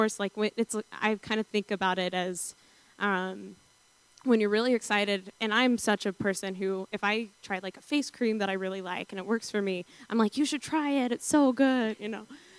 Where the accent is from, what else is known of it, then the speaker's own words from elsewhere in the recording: the South, United States; because I grew up in the South Pentecostal church, chasing those highs at youth group